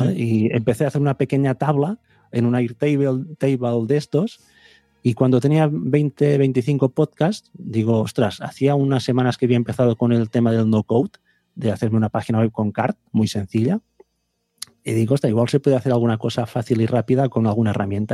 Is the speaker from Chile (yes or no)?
no; Vic, Catalonia, Spain; yo soy de Big